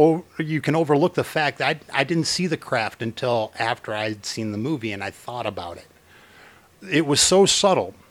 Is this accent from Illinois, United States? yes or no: yes; Chicago, Illinois, United States; I'm from Chicago, we used to go to the Art Institute every 3 days for field trips